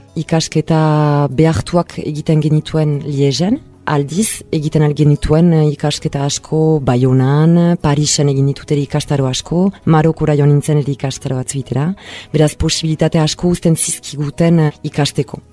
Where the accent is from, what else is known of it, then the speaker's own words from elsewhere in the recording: Bayonne, Nouvelle-Aquitaine, France; bai honan sortua naiz